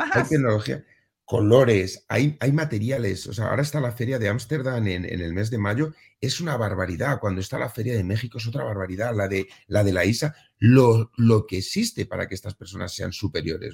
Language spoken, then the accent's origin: Spanish; Spain